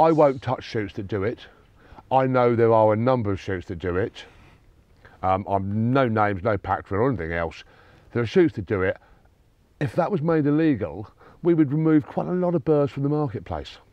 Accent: Sussex, South East England, United Kingdom; I grew up in Sussex where there were a lot of fallow

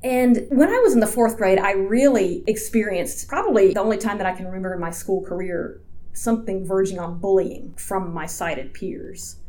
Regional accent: Georgia, United States; also born or lived in Atlanta, Georgia / LaFayette, Georgia; now in Washington, D.C., United States; I grew up in Georgia I lived in Atlanta until I was about 11, and then my family moved to northwest Georgia, about 20 minutes outside of a small town called Lafayette.

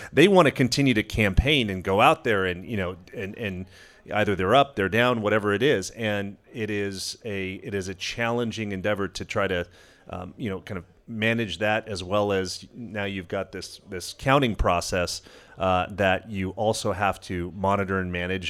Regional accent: Los Angeles, California, United States; I grew up in Los Angeles

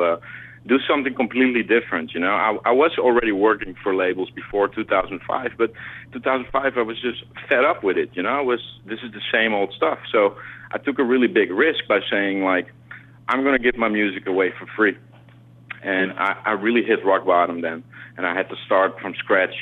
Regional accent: Amsterdam, North Holland, Netherlands; also born or lived in South America; now in New York, United States; I grew up in South America, and I grew up in uh, in Amsterdam

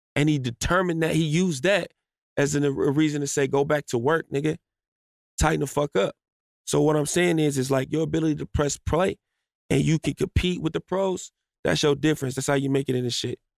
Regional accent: Chicago, Illinois, United States; moved away; also born or lived in Los Angeles; I grew up in Chicago, but I spent like a lot of my life in like LA. You know what I'm saying? So like I was back and forth between those two places.

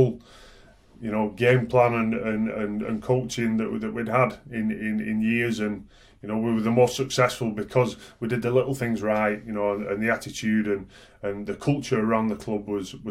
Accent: Oldham, North West England, United Kingdom; I grew up in Oldham, so we used to go watching Oldham rugby

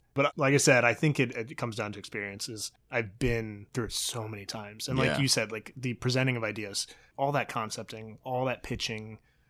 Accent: Virginia, United States; Yeah, I grew up in Virginia. We had a lot of woods.

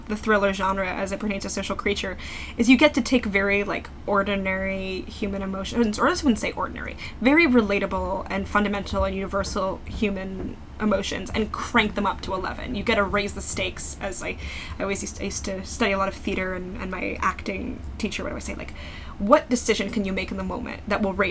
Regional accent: New York, United States; also born or lived in New England; I grew up in New York

